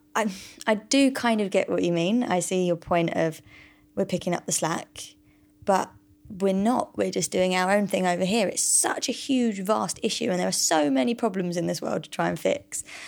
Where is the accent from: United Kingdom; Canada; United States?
United Kingdom; we're all British